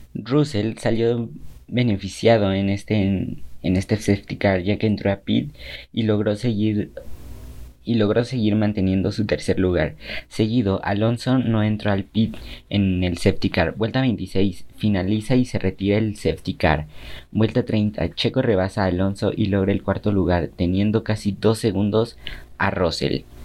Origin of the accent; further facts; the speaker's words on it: Mexico; para mí como mexicano